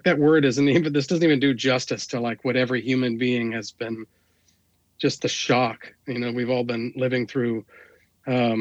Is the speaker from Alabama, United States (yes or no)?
no; Washington, District of Columbia, United States; moved away; I'm from the East Coast. I'm from the Washington, D.C. area.